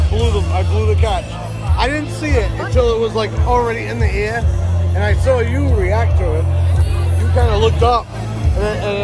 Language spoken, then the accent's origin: English; Rhode Island, United States; I grew up in Rhode Island